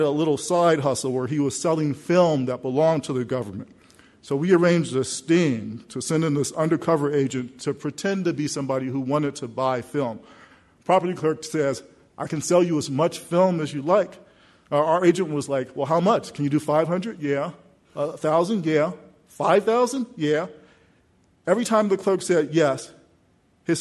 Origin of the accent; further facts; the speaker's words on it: United States; I'm a hometown kid. I grew up in the South Side in a neighborhood just not far from here